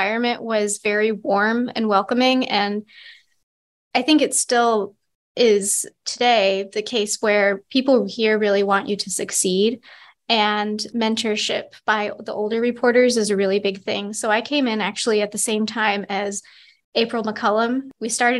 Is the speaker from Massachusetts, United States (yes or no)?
yes; Adams, Massachusetts, United States; now in Williston, United States; I am from Adams, Massachusetts originally. So it's a little town in Western Mass.